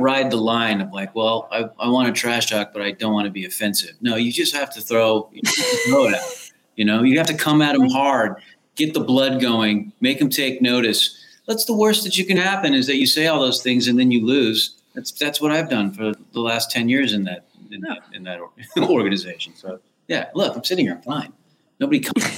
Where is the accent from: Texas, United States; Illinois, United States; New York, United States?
Texas, United States; San Antonio; I was raised in San Antonio, Texas